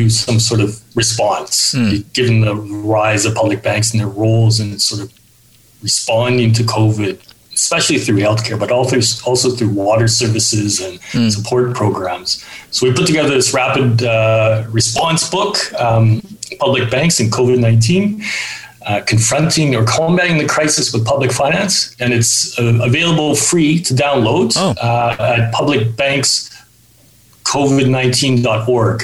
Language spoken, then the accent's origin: English; Edmonton, Alberta, Canada; moved away; also born or lived in London; I'm from Western Canada. I'm an Albertan from Edmonton.